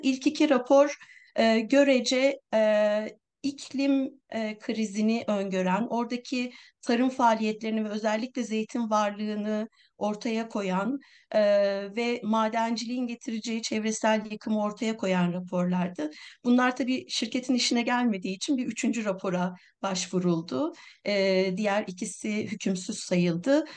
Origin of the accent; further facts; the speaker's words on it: Milas, Muğla, Turkey; benim memleketim Milas